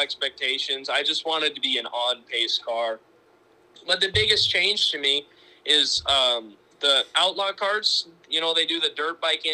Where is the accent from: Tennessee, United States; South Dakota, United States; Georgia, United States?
South Dakota, United States; Sioux Falls; I'm from Sioux Falls, and I'm 16